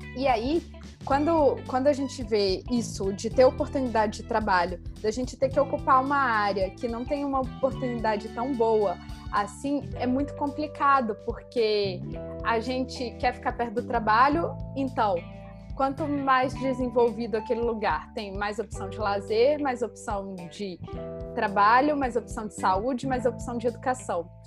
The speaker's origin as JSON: {"language": "Portuguese", "town": "Belo Horizonte", "region": "Minas Gerais", "country": "Brazil", "moved": "yes", "lives_now": "Rio de Janeiro, Brazil", "said": "eu sou de Belo Horizonte, apesar de, de morar no Rio."}